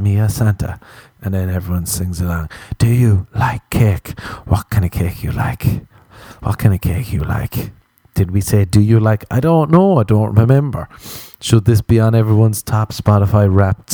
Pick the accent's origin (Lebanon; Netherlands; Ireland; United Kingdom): Ireland; accent: Irish; moved away; as an Irishman